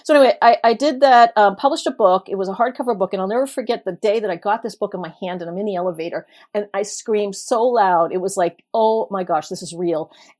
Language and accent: English; Brooklyn, New York, United States; I'm a Brooklyn born and raised native, but you wouldn't know it from the way I talk because I've lived in a lot of different places.